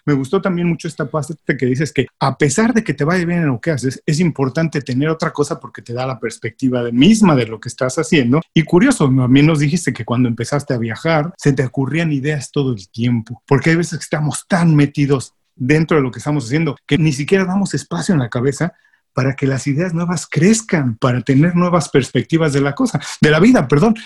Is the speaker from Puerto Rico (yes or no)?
no; Mexico; yo soy mexicano y en México tenemos la costumbre